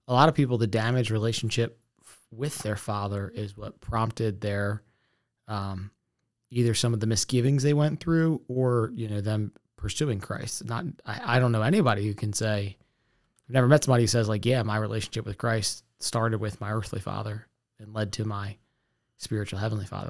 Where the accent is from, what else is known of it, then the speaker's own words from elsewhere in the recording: Essex, Maryland, United States; I grew up in Essex